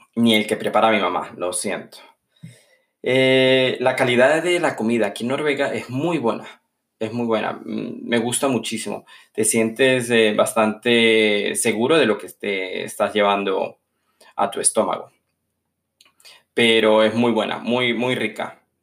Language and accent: Spanish; San Cristóbal, Táchira, Venezuela; moved away as an adult; now in Norway; a mi ciudad natal, San Cristóbal